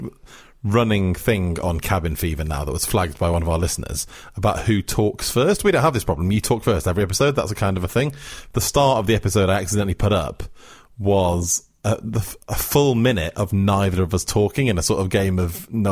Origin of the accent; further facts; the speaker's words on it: Wales, United Kingdom; where I grew up in South Wales, Channel 4 was the Welsh language channel, of course, S4C.